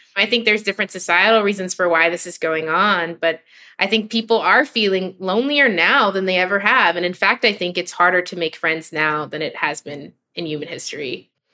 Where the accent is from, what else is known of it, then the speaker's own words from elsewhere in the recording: New York City, New York, United States; I grew up in New York City